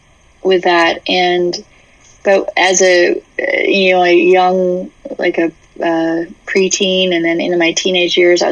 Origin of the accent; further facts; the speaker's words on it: New Hampshire, United States; I grew up in New England. I grew up in New Hampshire. Yeah, a little small town.